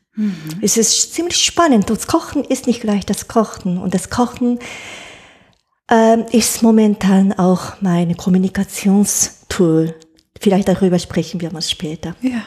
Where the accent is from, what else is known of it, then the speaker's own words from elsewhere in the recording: Japan; German is a second language; moved away as an adult; now in Germany; die richtige, hohe Küchenkunst von meiner Heimatland